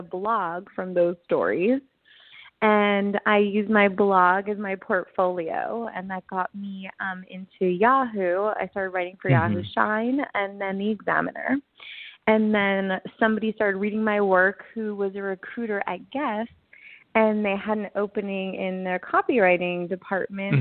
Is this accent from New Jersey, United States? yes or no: yes; East Brunswick, New Jersey, United States; moved away as an adult; also born or lived in Manhattan, New York / Los Angeles, California; I was born in East Brunswick, New Jersey